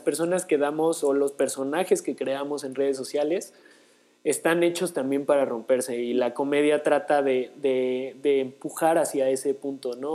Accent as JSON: {"language": "Spanish", "country": "Mexico", "said": "nosotros como mexicanos"}